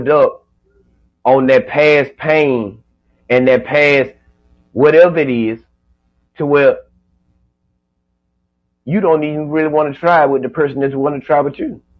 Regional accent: Georgia, United States; I'm from Georgia

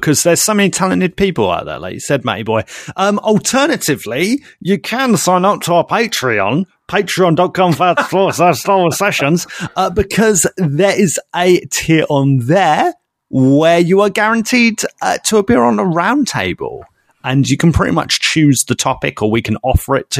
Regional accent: Basildon, East of England, United Kingdom; I was from Basildon, Essex. I worked there

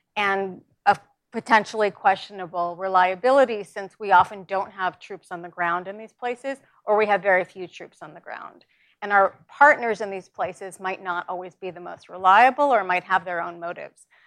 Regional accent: New York, United States; I'm from New York

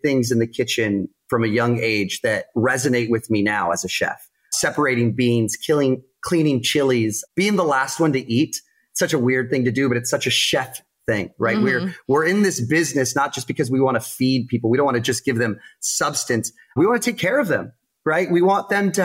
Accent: Tucson, Arizona, United States; moved away as an adult; now in San Diego, United States; I adore Tucson, you know, being my hometown, you know, going to school out there

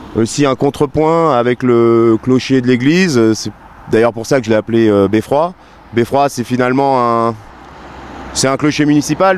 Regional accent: Annecy, Auvergne-Rhône-Alpes, France; moved away as an adult; je suis je suis né à Annecy donc euh, donc je suis savoyard d'origine, j'ai toute ma famille qui est qui est encore euh, ici. donc j'ai toujours vécu dans les montagnes

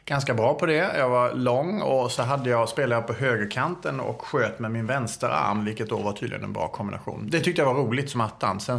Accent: Skåne, Sweden; Jag minns någon gång i och för sig när jag kom från Skåne då att, men det var ju bara, du vet, att man pratade konstigt.

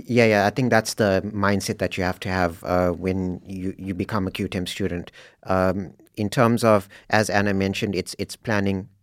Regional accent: South Africa; moved away as an adult; now in Norway; I'm from South Africa

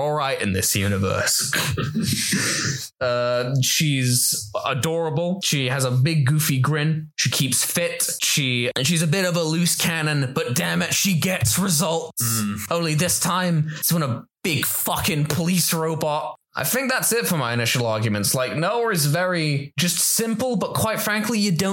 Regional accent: England, United Kingdom; We're English anime fans.

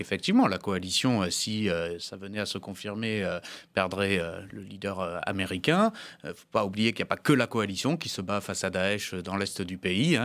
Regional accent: the South-West, south-west France, France; j'ai grandi dans le Sud-Ouest

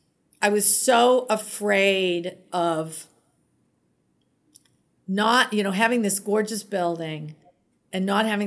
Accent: Boston, Massachusetts, United States; I love Boston. I am a Bostonian through and through.

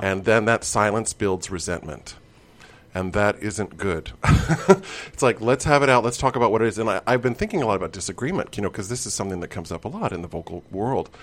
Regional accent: Midwest, United States; I grew up in the Midwest

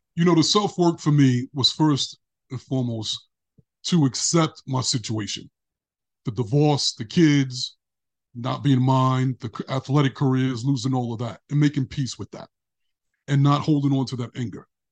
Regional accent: New York City, New York, United States; moved away as an adult; now in California, United States; when I was a kid growing up in Brooklyn, I was surrounded by broken relationships

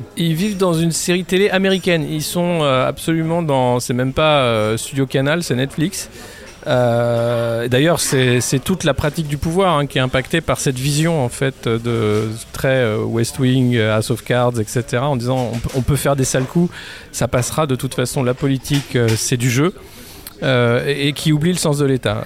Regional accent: France; on est français

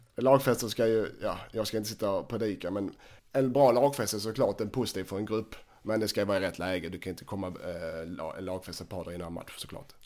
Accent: Helsingborg, Skåne, Sweden; som helsingborgare

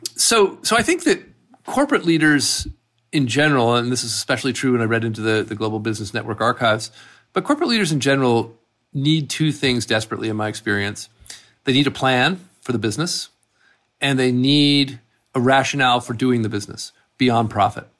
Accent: Massachusetts, United States; I grew up there

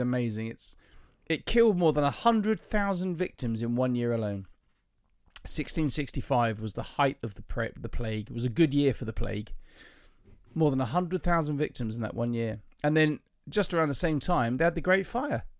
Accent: the south of England, United Kingdom; Being a southerner

